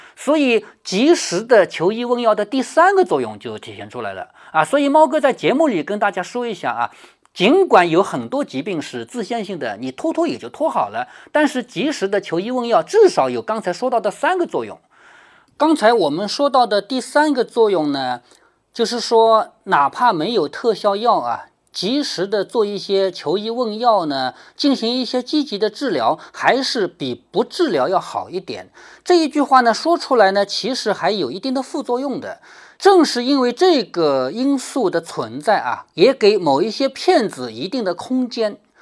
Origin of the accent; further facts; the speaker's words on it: China; 我们中国人